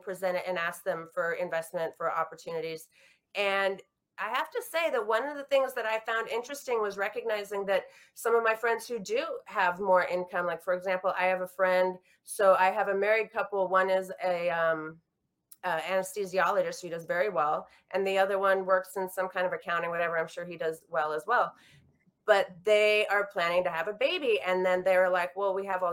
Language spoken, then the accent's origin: English; Washington, United States; now in New York, United States; where we grew up in Washington State